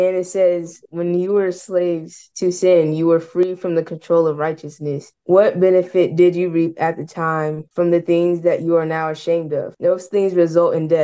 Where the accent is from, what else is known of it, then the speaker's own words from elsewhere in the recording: Oklahoma City, Oklahoma, United States; I'm 15 years old. I'm from Oklahoma City